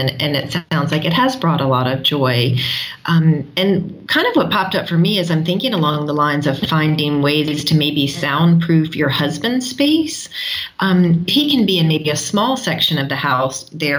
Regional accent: South Africa; Hi, we are a South African unschooling family.

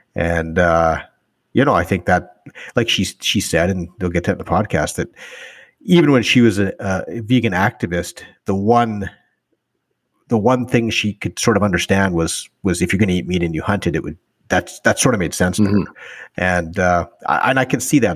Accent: northern Alberta, Canada; I grew up in, in northern Alberta

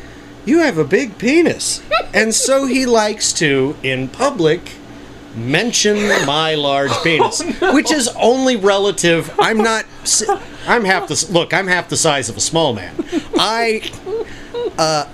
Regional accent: Kansas City, United States; I'm from Kansas City

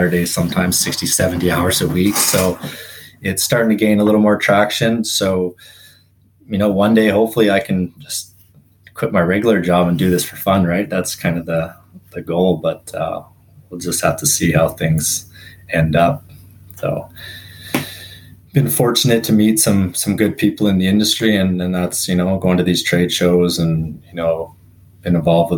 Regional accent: Revelstoke, British Columbia, Canada; moved away as an adult; now in Vernon, Canada; grew up in a little town in Revelstoke grew up there since I was born, moved away, went to school, and then landed in the Okanagan

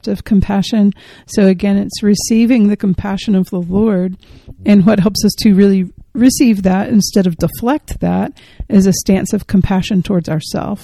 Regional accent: Georgia, United States; I'm from Georgia

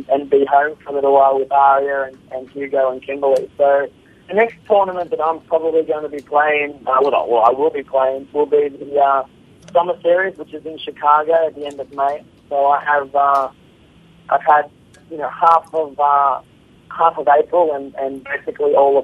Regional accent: Australia; I'm from Australia

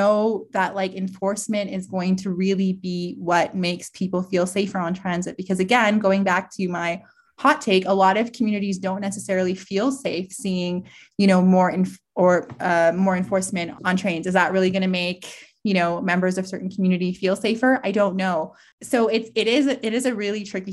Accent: Toronto, Ontario, Canada; now in Calgary, Canada; I grew up in Toronto and took the TTC my whole life.

